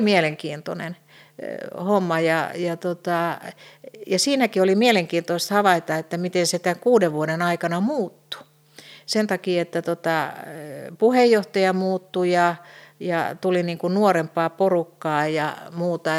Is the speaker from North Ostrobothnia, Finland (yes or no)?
no; Helsinki, Uusimaa, Finland; mä olen Helsingistä kotoisin, niin mähän opiskelin kotoa käsin